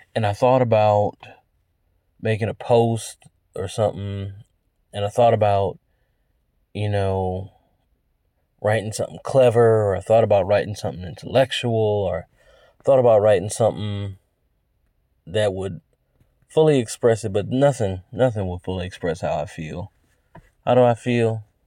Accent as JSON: {"language": "English", "country": "United States", "said": "I'm American"}